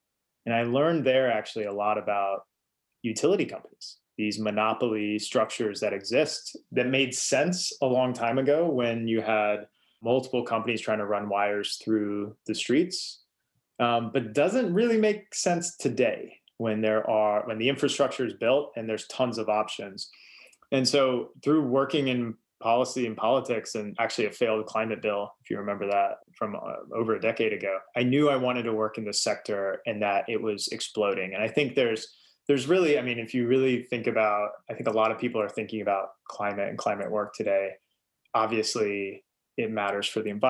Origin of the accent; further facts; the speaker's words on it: Eastern Kentucky, United States; moved away; I grew up in Eastern Kentucky, and it is coal country